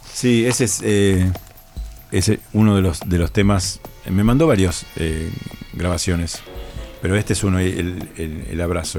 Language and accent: Spanish; Rosario, Santa Fe, Argentina; yo vengo de Rosario